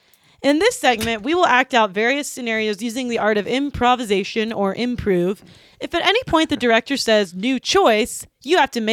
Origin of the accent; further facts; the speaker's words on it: Johnstown, Pennsylvania, United States; the Johnstown Flood Museum, which is a real museum in my hometown